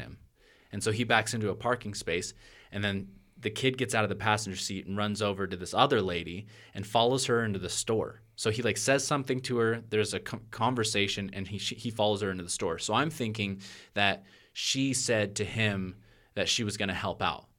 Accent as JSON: {"language": "English", "town": "Portland", "region": "Oregon", "country": "United States", "said": "I'm from Portland, Oregon"}